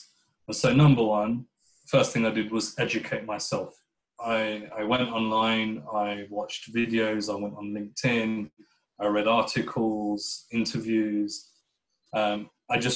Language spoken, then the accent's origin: English; United Kingdom; I would describe myself as a British Pakistani Muslim.